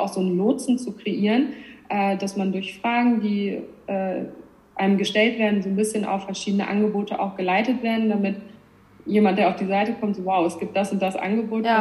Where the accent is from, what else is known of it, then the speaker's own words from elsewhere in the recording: Northern Germany, Germany; moved away as an adult; also born or lived in Hamburg; now in Switzerland; Ich komme eigentlich aus Norddeutschland